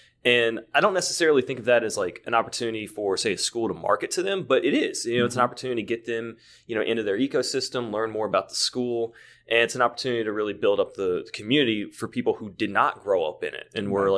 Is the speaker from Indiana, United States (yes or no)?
no; North Carolina, United States; I was born and raised in North Carolina.